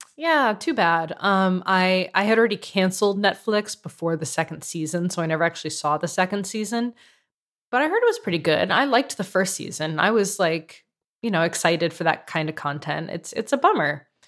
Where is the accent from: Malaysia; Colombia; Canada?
Canada; as a Canadian